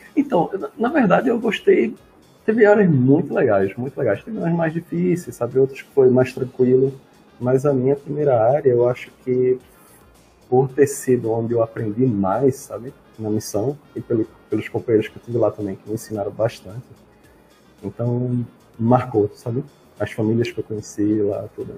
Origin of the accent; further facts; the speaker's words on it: Recife, Pernambuco, Brazil; also born or lived in São Paulo; eu sou, sou, de Recife